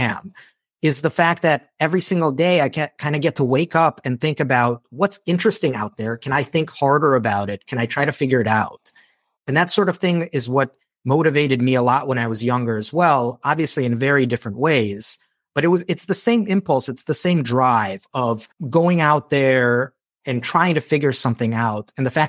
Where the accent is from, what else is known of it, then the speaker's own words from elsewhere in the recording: Moldova; moved away; I'm a war refugee. So when I came from Moldova, it was because there was a civil war that broke out there.